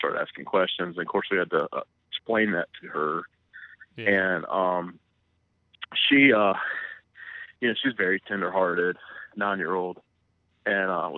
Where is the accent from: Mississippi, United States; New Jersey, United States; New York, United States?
Mississippi, United States; we're both from Mississippi, kind of how I had seen it growing up